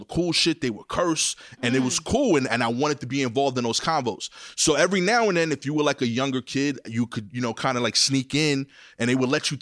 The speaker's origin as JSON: {"language": "English", "town": "New York City", "region": "New York", "country": "United States", "said": "I'm from East New York."}